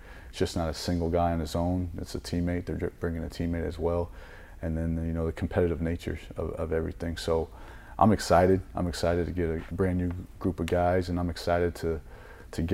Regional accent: Florida, United States; moved away; I was born in Florida

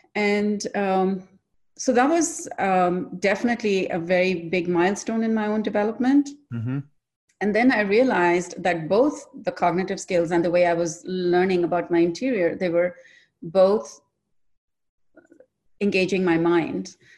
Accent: India; I'm originally from India, and I like to say from neither here nor there, because my father is from the north, my mother's from the south.

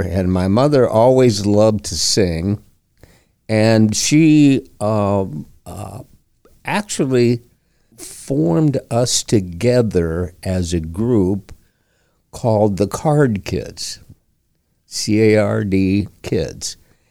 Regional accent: Flint, Michigan, United States; born there; I was born in Flint, Michigan.

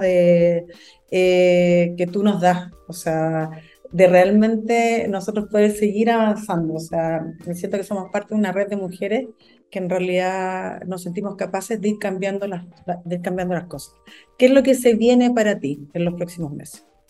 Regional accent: Antofagasta, Chile; also born or lived in Calama; yo soy de Antofagasta, eh, región minera por excelencia, además, viví en Calama

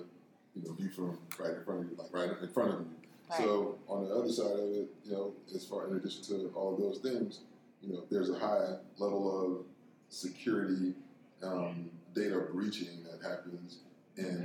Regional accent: Miami, Florida, United States; I'm from Miami

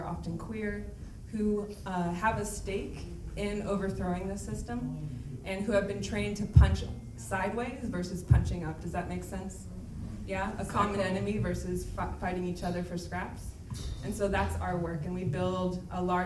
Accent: United States; also born or lived in Louisville, Kentucky; I'm from the States. I live on Osage, Cherokee, and Shawnee territory, unceded French colonial territory

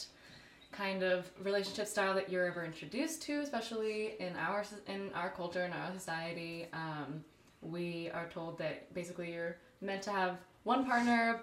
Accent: El Paso, Texas, United States; I'm from El Paso, Texas

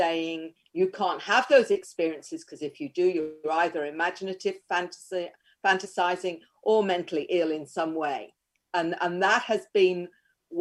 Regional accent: Queensland, Australia; Australia, Queensland.

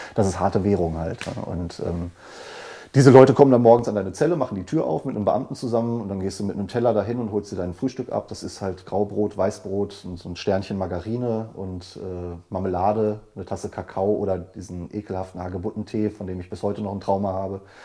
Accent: Dortmund, North Rhine-Westphalia, Germany; ich habe ja sogar in meiner Heimatstadt im Knast gesessen

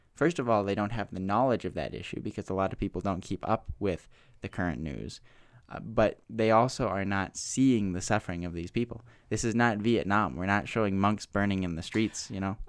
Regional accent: United States; as an American white male

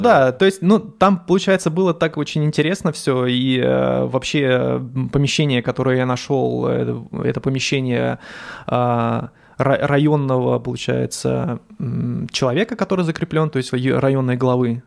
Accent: Dzerzhinsk, Donetsk Oblast, Ukraine; moved away as an adult; also born or lived in Skopin, Ryazan Oblast, Russia / Moscow, Russia; now in Saint Petersburg, Russia; я вообще родился в Скопине, это Рязанская область, но по распределению от родителей мы поехали в город Дзержинск, это на Украине, это Донецкая область

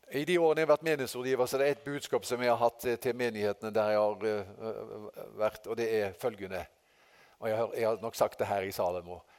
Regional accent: Haugesund, Rogaland, Norway; moved away; fra guttedagen hjemme i Haugesund.

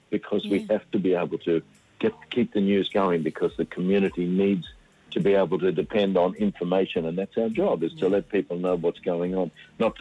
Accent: country Queensland, Australia; moved away; also born or lived in Brisbane; I came from Queensland and grew up in country Queensland

